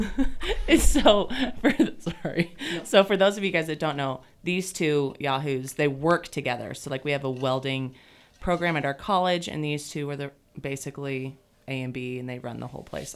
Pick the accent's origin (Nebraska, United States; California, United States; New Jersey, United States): Nebraska, United States; I'm from Nebraska